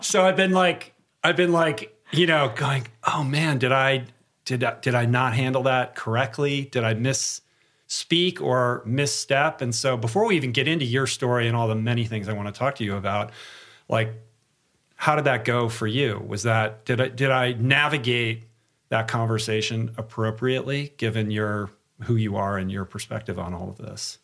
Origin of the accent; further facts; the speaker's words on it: Michigan, United States; I'm, I'm from Michigan.